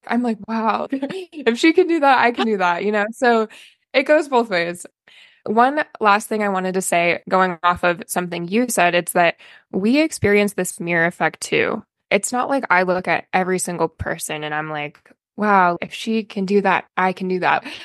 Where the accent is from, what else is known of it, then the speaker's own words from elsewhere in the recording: Albany, Oregon, United States; I'm from Oregon. I went to West Albany High School